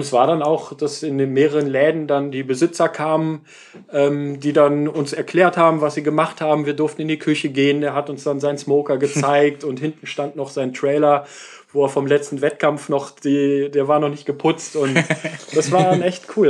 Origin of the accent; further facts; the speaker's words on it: Germany; als äh, Deutscher